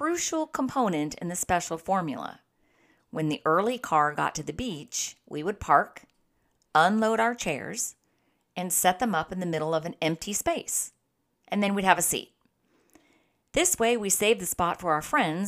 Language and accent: English; San Diego, California, United States; Growing up in San Diego, we found the beach to be our playground. Being local kids